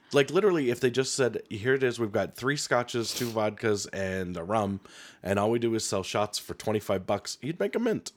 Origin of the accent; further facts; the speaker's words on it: Helena, Montana, United States; moved away; growing up in Helena, you're always around the political machines that are in the state